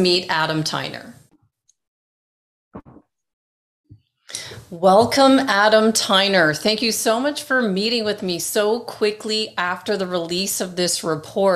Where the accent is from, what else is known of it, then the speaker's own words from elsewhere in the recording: Toronto, Ontario, Canada; moved away as an adult; also born or lived in Great Britain; now in Arizona, United States; I was born in Great Britain, grew up in Toronto, Canada, and moved to Arizona, USA, just a few months before 9/11/2001